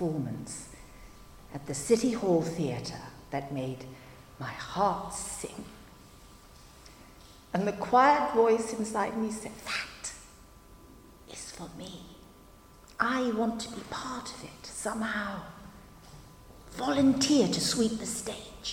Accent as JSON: {"language": "English", "country": "Hong Kong", "tie": "born or raised there", "said": "Growing up in Hong Kong, it was inconceivable that I could have a career in the performing arts"}